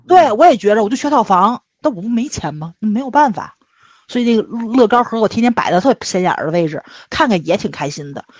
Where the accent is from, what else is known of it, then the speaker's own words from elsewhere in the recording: Tianjin, China; 就是对于我们天津人来说，买房住在父母身边儿，比你去投资挣钱这个事儿要重要的多